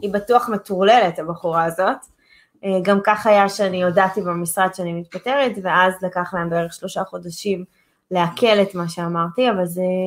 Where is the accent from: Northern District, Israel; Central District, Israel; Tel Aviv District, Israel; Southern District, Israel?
Tel Aviv District, Israel; Holon; אני עשיתי נדל"ן בחולון, זו העיר שבה נולדתי